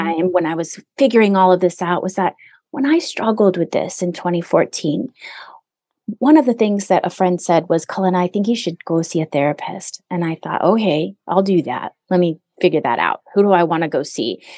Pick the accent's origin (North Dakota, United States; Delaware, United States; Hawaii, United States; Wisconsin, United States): Hawaii, United States; now in Southern California, United States; I do live in Southern California. I'm away from Hawaii